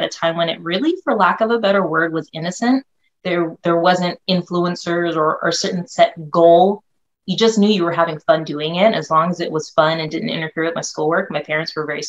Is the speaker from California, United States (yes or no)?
yes; North Bay area, California, United States; also born or lived in Philippines; came to California when I was about maybe 3 or 4. So I've been a California girl ever since, always been in the North Bay area